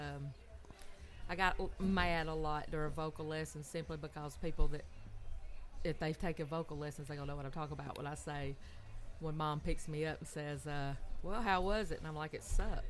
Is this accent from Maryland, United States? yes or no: no; Gaffney, South Carolina, United States; I'm from Gaffney. Everybody knows Gaffney, South Carolina. And I was born and raised there from elementary to high school.